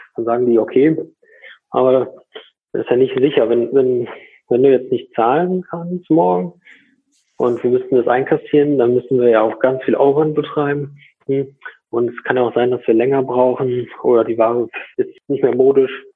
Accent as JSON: {"language": "German", "town": "Borken", "region": "North Rhine-Westphalia", "country": "Germany", "said": "komme aus Borken. Das ist äh, im Münsterland."}